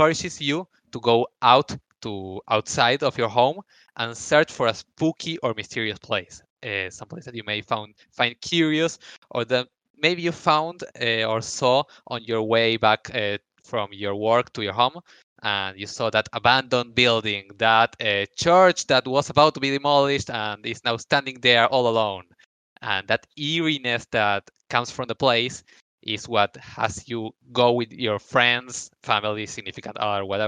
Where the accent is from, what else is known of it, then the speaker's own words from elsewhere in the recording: Argentina; here in Argentina